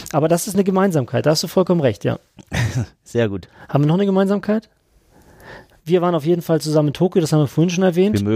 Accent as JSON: {"language": "German", "region": "Schleswig-Holstein", "country": "Germany", "said": "Du bist Hesse, ich bin Schleswig-Holsteiner."}